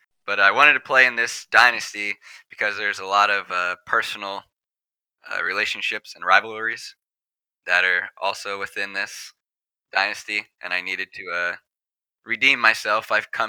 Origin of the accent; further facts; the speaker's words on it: United States; I was born in the United States.